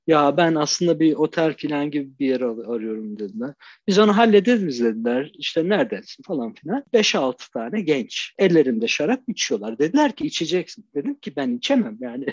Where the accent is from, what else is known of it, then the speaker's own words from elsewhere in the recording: Şanlıurfa, Turkey; moved away; Urfa'da doğdum